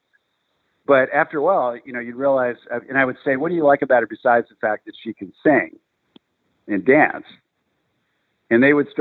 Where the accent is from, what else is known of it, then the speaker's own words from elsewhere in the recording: California, United States; born and raised in California